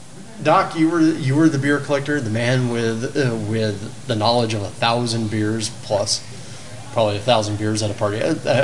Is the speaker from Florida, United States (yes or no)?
yes; Florida, United States; because I was raised in Florida.